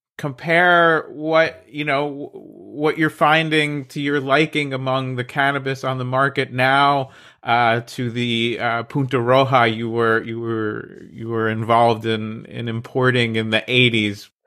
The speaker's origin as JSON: {"language": "English", "region": "New Jersey", "country": "United States", "said": "I'm from New Jersey, so welcome to the Garden State"}